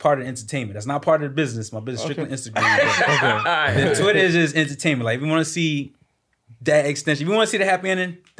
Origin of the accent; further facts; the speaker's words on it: New York City, New York, United States; From Queens